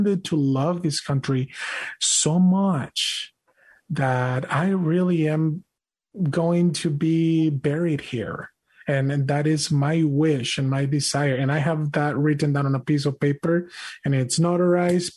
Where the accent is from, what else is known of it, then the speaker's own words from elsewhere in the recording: Mexico; English is a second language; now in United States; I was born and raised in Mexico